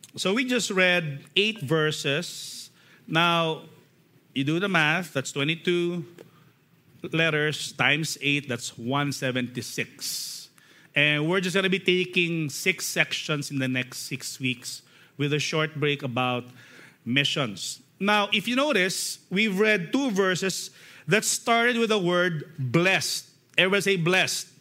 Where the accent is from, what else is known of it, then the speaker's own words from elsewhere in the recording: Philippines; as Filipino, we love singing songs